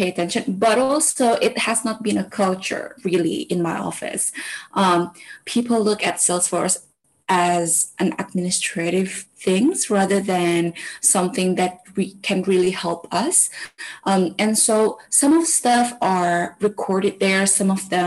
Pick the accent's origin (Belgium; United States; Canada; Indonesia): Indonesia; we here in Indonesia, most of us only have full name and nickname